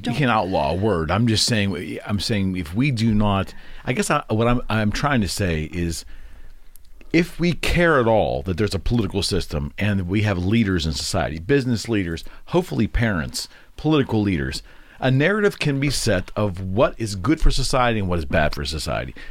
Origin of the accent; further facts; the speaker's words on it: United States; as an American